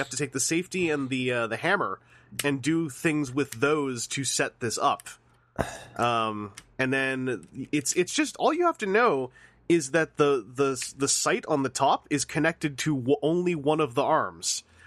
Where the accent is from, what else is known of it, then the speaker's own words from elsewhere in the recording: Canada; I'm Canadian.